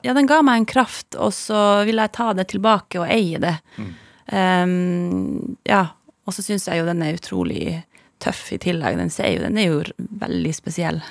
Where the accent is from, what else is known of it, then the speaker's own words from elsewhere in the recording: Masi, Finnmark, Norway; first language Northern Sami; Norwegian is a second language; also born or lived in Kautokeino; Jeg vokste opp i Madze. Ja. Altså, eller Masi på norsk